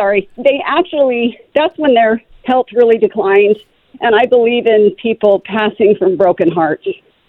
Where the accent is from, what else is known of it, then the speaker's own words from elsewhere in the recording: Southern California, United States; now in Utah, United States; I grew up in Southern California